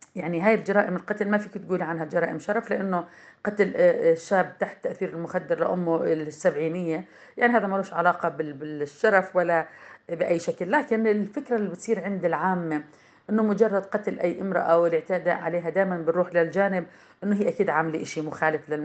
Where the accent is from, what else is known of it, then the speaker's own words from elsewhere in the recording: Jordan; عندنا في الأردن